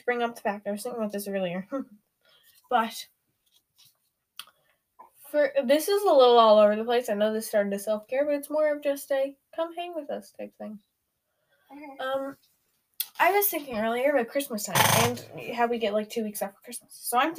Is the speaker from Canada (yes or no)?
yes; Canada; We're both 13. We're both Canadian. And we both go to school together